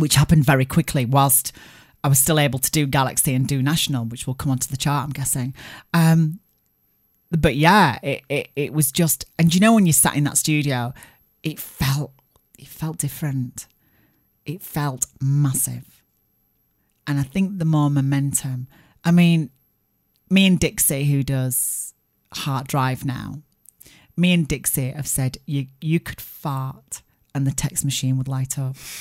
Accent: Barnsley, Yorkshire and the Humber, United Kingdom; my hometown of Barnes

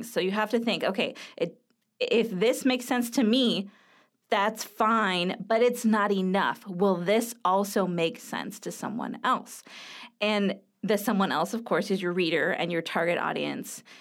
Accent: California, United States; You know, like I'm from Southern California, which is one of the uh, quintessential places where skateboarding happens.

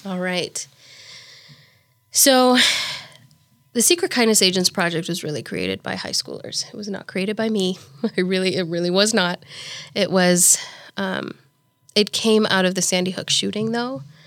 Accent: Nairobi, Kenya; moved away as an adult; also born or lived in Saint Peter, Minnesota; now in Omaha, United States; I was raised in Nairobi, Kenya, and I was the oldest of four girls

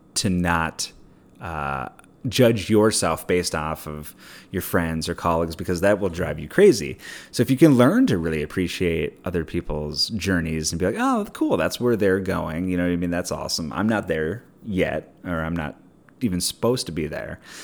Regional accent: Minneapolis, Minnesota, United States; moved away; also born or lived in Pasadena; I worked at a liquor store growing up in Minneapolis

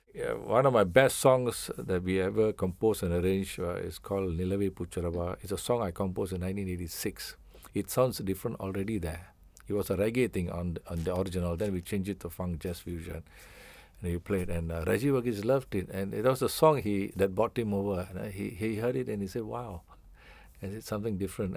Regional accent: Singapore; I feel I'm total Singaporean.

